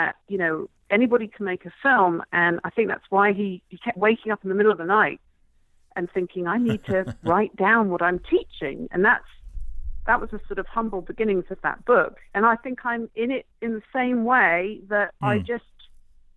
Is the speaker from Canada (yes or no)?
no; England, United Kingdom; moved away; I grew up in England